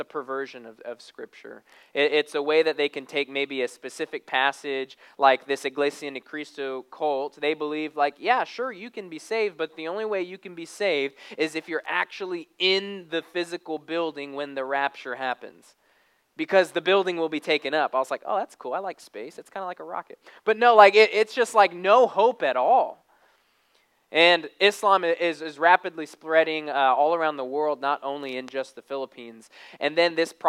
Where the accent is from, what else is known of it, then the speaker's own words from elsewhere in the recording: Arizona, United States; now in Texas, United States; I'm kind of a city boy. I grew up in Arizona. And so I remember when we moved to Texas